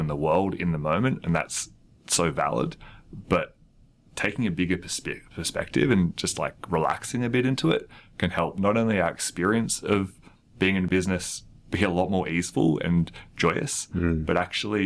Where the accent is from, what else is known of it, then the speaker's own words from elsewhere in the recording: Australia; as an Australian